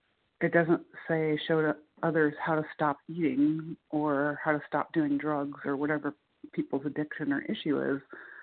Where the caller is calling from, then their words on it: Muncie, Indiana, United States; calling in from Muncie, Indiana.